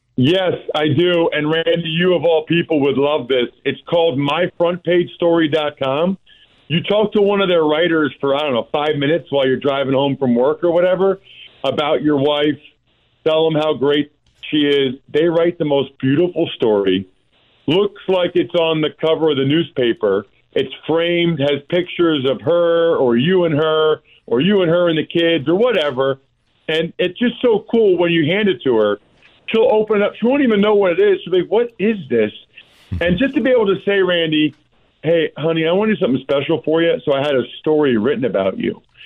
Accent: outside of Philadelphia, Pennsylvania, United States; I grew up outside of Philadelphia

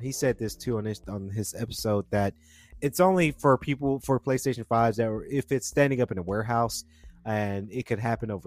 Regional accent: Georgia, United States; we're from Georgia

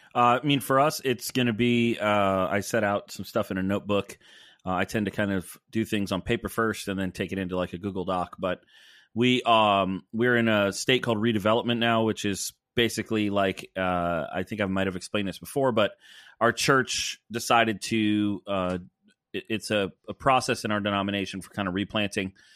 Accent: the South, United States; moved away; as a Southerner

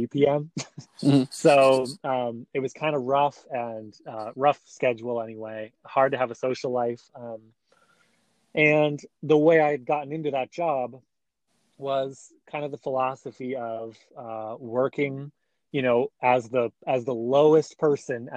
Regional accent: Vermont, United States; now in San Francisco, United States; I am from Vermont, the tiny state right next to New York

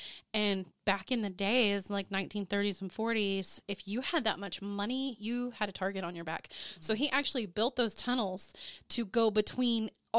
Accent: Ada, Oklahoma, United States; That stems from my hometown, in my hometown of Ada, Oklahoma.

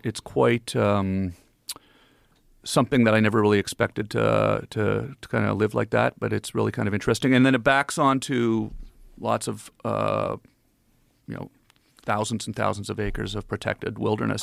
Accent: Ottawa, Ontario, Canada; moved away as an adult; also born or lived in Los Angeles; I'm from Ottawa, so I grew up, you know, the Parliament Hill

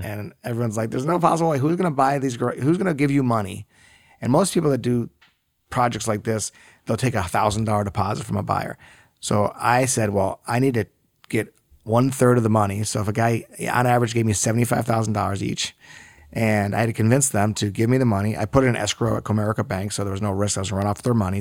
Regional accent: West Bloomfield, Michigan, United States; moved away as an adult; also born or lived in Ithaca, New York / Los Angeles; I grew up here in Metro Detroit, in West Bloomfield

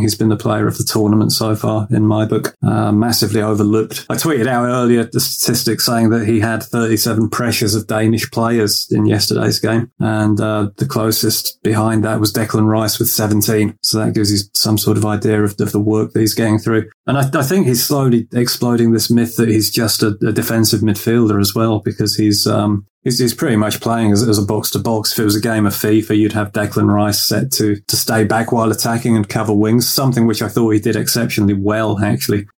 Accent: England, United Kingdom; being an Englishman

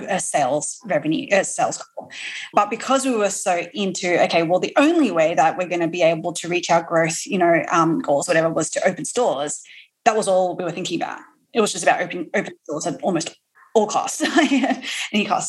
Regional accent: Australia; now in New York, United States; I am also an Aussie

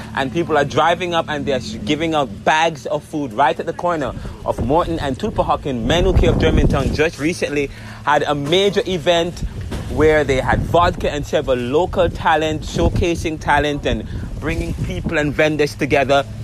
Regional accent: Jamaica; now in Philadelphia, United States; I am from Jamaica as well

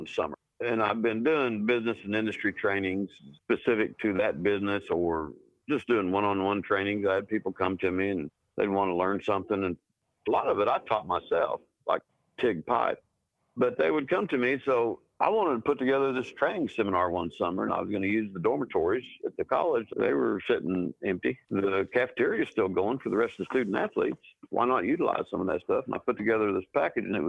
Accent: Pawhuska, Oklahoma, United States; also born or lived in Ponca City, Oklahoma; I grew up around Pawhuska, Oklahoma, and Ponca City, Oklahoma, northern Oklahoma in Osage County.

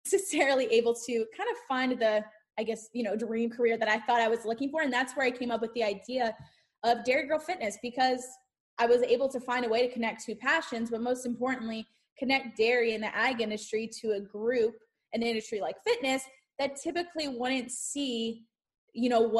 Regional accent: Central Pennsylvania, United States; moved away as an adult; now in North Central Florida, United States; I'm originally from Pennsylvania and grew up in Central Pennsylvania all of my life.

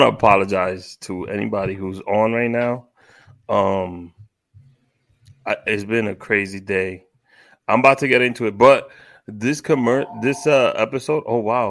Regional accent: New York City, New York, United States; As a kid growing up in Washington Heights

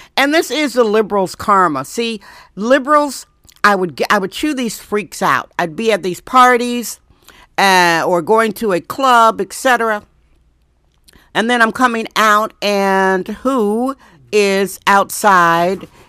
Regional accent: Wisconsin, United States; moved away as an adult; now in San Francisco, United States; I'm from Wisconsin.

